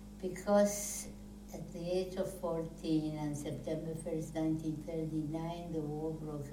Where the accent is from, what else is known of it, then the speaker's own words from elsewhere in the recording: Warsaw, Masovian Voivodeship, Poland; I was born in Warsaw, Poland to wonderful, wonderful parents. And we were three siblings.